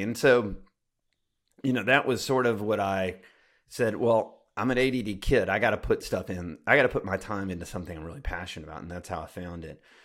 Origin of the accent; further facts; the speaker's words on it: Alabama, United States; I grew up in Alabama